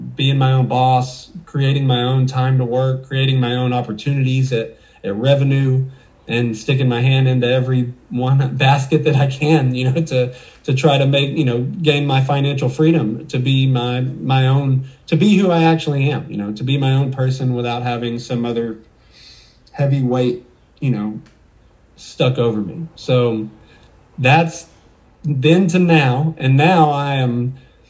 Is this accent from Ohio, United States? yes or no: no; Waco, Texas, United States; also born or lived in Dallas, Texas; I was born in Dallas, but I moved to Waco when I was 2 years old, and I pretty much don't have any memories other than Waco